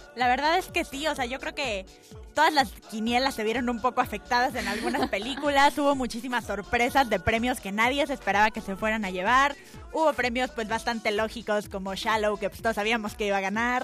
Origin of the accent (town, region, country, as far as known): Mexico